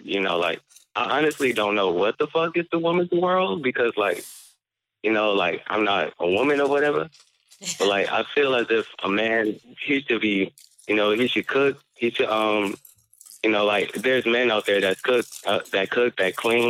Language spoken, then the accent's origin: English; Detroit, Michigan, United States; I'm from Michigan. Detroit, Michigan